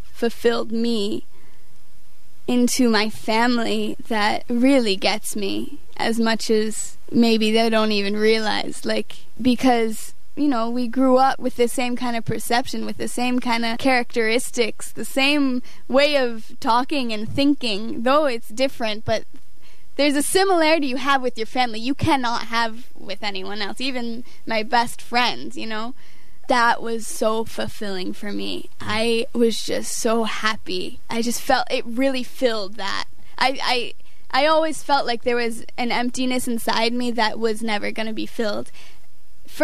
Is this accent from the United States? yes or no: yes; Northeast, United States; moved away; I come from the Northeast